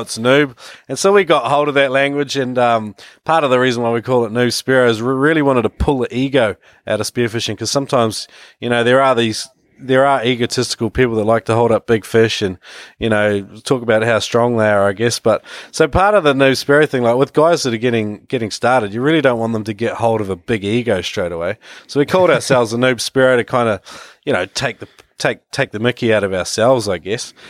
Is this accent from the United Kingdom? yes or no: no; New Zealand; moved away as an adult; also born or lived in Australia; now in China; I come from New Zealand originally, where, uh, where it all began in the water for me. Uh, yeah, and, uh, moved to Australia in my early twenties